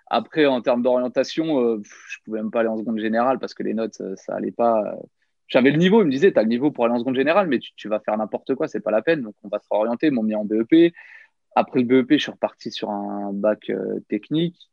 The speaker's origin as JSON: {"language": "French", "area": "Nièvre", "region": "Bourgogne-Franche-Comté", "country": "France", "tie": "born or raised there", "also_born_or_lived": "near Paris", "moved": "as an adult", "said": "j'ai grandi ouais, dans la Nièvre, une petite ville de, de 5000 habitants"}